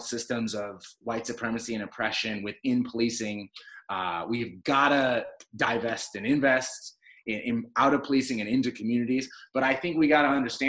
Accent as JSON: {"language": "English", "country": "United States", "said": "we as African American people have never actually gotten full citizenship in the United States"}